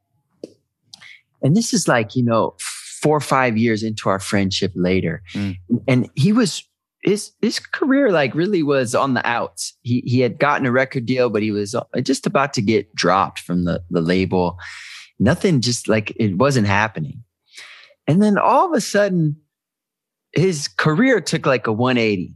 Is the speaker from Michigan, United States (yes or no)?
yes; Detroit, Michigan, United States; I'm from Detroit